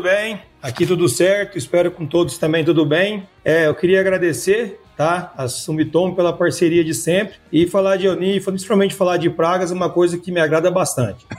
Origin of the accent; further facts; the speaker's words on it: Rio Verde, Goiás, Brazil; moved away as an adult; also born or lived in Mato Grosso; sou natural de Rio Verde, estudei aqui a graduação